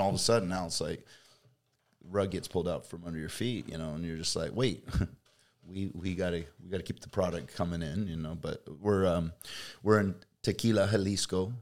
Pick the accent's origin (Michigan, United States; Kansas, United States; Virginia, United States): Kansas, United States; moved away as an adult; also born or lived in Fresno, California; now in California, United States; I was a Kansas boy